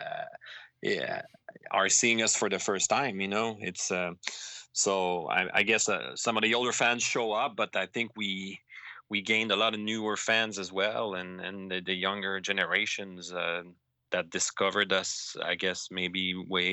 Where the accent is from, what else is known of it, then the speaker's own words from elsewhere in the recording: Montreal, Quebec, Canada; my hometown of Montreal